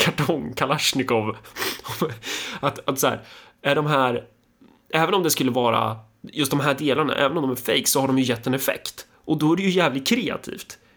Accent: Sweden; vi svenskar

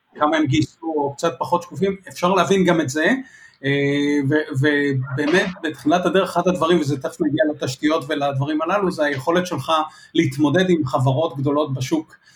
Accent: Israel

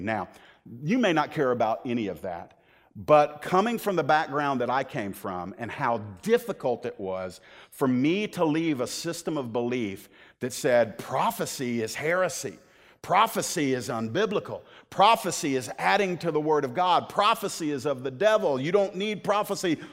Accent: the South, United States; I was born in the South

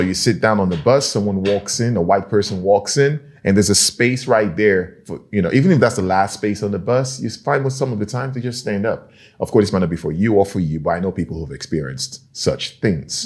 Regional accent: Nigeria; now in Norway; I'm from Nigeria

